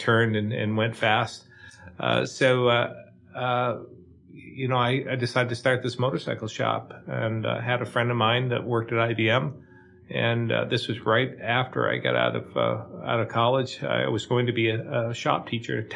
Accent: Barre, Vermont, United States; I grew up in Barrie

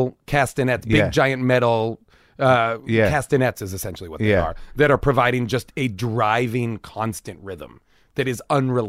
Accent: United States; I'd be like waving my passport, being like, I'm American.

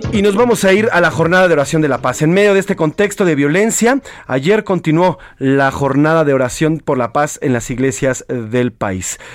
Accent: Mexico; quién estamos jodidos pero contentos somos los mexicanos

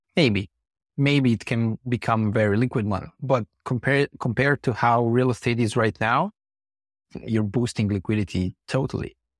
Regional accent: Slovenia; So we come from Slovenia, based mainly as a team in Ljubljana

